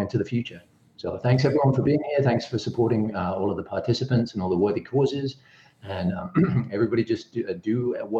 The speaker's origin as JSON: {"language": "English", "region": "England", "country": "United Kingdom", "moved": "as an adult", "lives_now": "Michigan, United States", "said": "back in my home country of England, so just very happy to have been here since 2008 here in Michigan"}